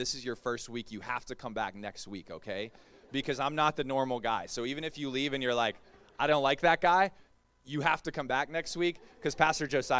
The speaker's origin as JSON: {"language": "English", "region": "the South", "country": "United States", "also_born_or_lived": "Melbourne", "said": "I'm from the South."}